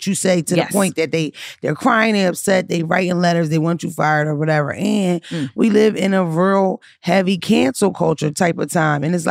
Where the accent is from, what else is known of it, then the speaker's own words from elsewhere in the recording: Philadelphia, Pennsylvania, United States; I grew up in North Philly. I grew up in the hood